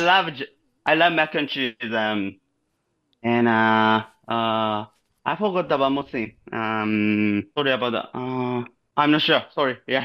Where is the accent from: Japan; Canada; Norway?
Japan; Shizuoka; English is a second language; moved away as an adult; now in United States; my hometown is Shizuoka.